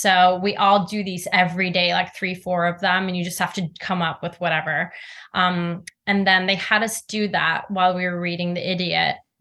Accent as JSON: {"language": "English", "country": "Norway", "tie": "born or raised there", "moved": "as an adult", "said": "I grew up in Norway."}